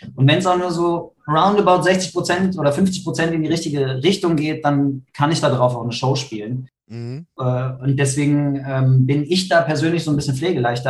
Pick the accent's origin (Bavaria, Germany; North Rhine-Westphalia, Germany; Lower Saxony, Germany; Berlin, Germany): North Rhine-Westphalia, Germany; Krefeld; ich bin gerade in Krefeld, meiner Heimat.